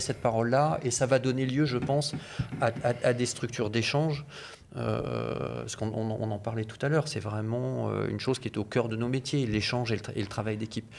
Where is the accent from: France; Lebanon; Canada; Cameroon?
France; en tant qu'Européens et en tant que Français en particulier